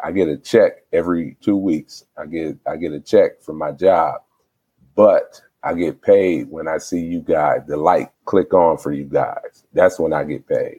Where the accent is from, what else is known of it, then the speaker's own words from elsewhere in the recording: Flint, Michigan, United States; born and raised in Flint